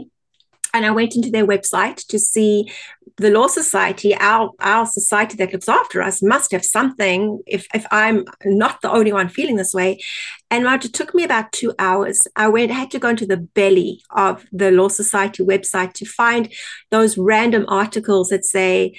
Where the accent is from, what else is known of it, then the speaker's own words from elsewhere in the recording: South Africa; accent: South African; moved away as an adult; now in Canada; My accent is originally from South Africa, and we emigrated to Canada in 2001